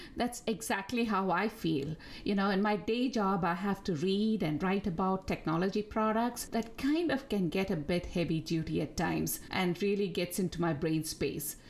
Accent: Bangalore, Karnataka, India; first language Tamil; English is a second language; moved away as an adult; also born or lived in Delhi, India / Geneva, Switzerland; now in New Jersey, United States; I was actually born in Delhi and grew up in Bangalore in India

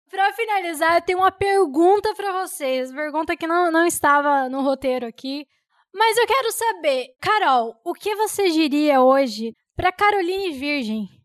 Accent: Cuiabá, Mato Grosso, Brazil

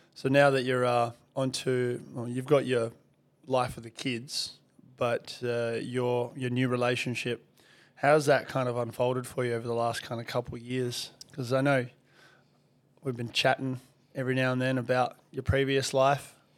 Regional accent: Perth, Western Australia, Australia; also born or lived in Soviet Union; since I moved here to Australia from the Soviet Union

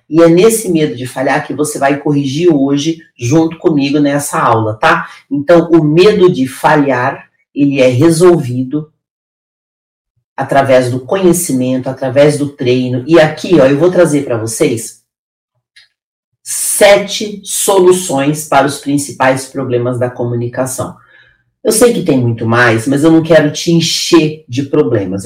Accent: interior of Paraná, Brazil; now in São Paulo, Brazil; Eu vim do interior do Paraná, de um lugar de extrema pobreza. Hoje eu moro na cidade mais rica do Brasil

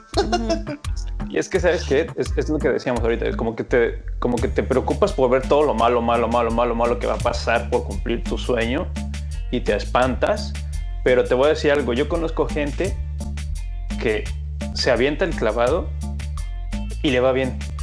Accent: Mexico; en mi país

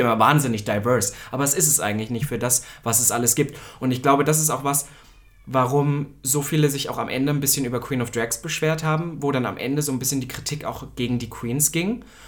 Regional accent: Halle, Saxony-Anhalt, Germany; in Halle, meiner Heimatstadt

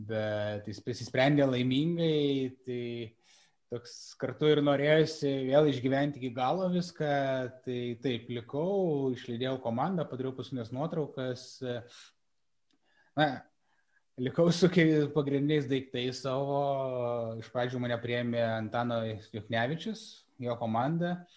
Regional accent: Lithuania; aš sakau, kad aš esu iš Lietuvos ir man, aš jaučiuosi privilegijuotas, kad galiu fotografuoti už Lietuvą, garsinti Lietuvos vardą

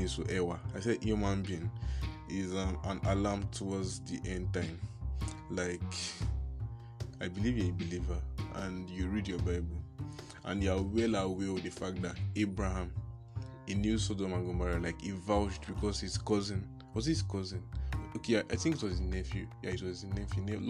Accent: Nigeria; I am a Nigerian

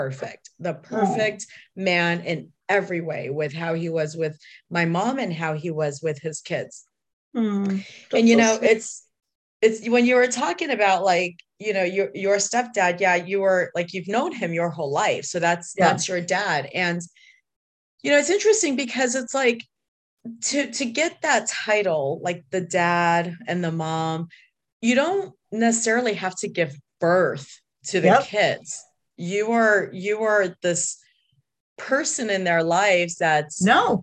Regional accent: Detroit, Michigan, United States; I remember when we were growing up in Detroit

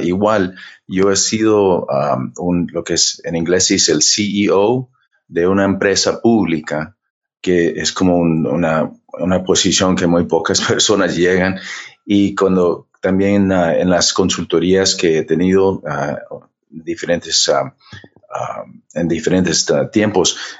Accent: Honduras; moved away; also born or lived in United States / Cuba / Florida; yo, nací en los Estados Unidos, pero mi papá era cubano, mi mamá hondureña, y nos criaron en Honduras, un poco tiempo en Cuba

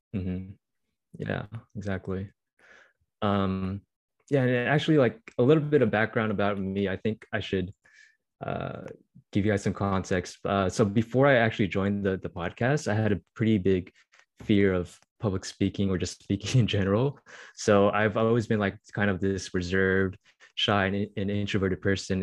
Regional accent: Bay Area, California, United States; also born or lived in Irvine, California; I'm just really proud of where I grew up

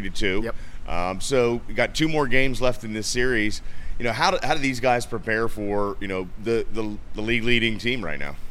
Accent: Maryland, United States; moved away; my hometown uh, uh, single A affiliate up there in Maryland

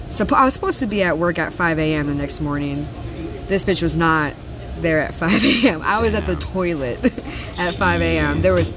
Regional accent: Key West, Florida, United States; So, I came from Key West, and I never really made the transition. Like, hey, I'm off the island.

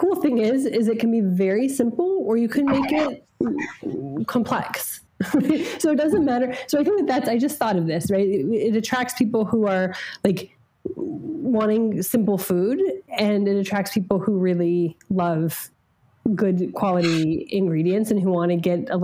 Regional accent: New Mexico, United States; I grew up in New Mexico

